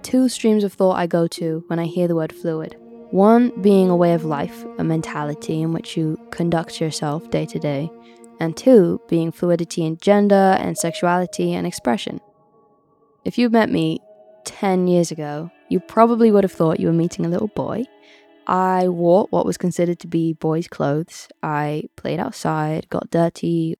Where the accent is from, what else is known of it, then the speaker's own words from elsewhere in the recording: Oxfordshire, South East England, United Kingdom; also born or lived in Brixton, London; I was born in Brixton and I grew up in Oxfordshire.